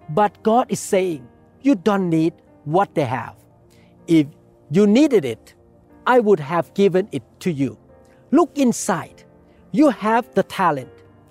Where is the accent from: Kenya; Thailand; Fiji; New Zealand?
Thailand; English is a second language; now in United States; I myself was born in Thailand. I could not speak English like an American person